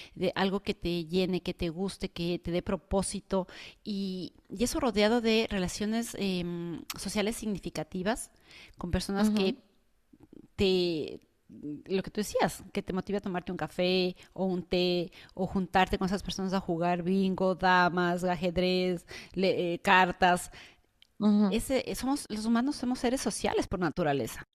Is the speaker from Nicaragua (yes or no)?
no; Ecuador; now in United States; en mi país, que en Ecuador